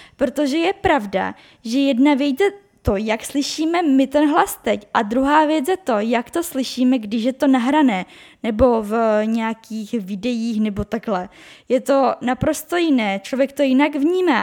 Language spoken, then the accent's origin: Czech; Czechia; also born or lived in Brno; já jsem z České republiky